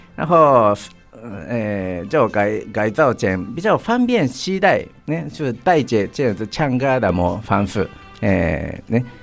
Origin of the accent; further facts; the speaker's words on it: Chofu, Tokyo, Japan; Chinese is a second language; moved away as an adult; now in Tainan, Taiwan; 我的故乡是东京的，有一个城市嗯。叫做调布市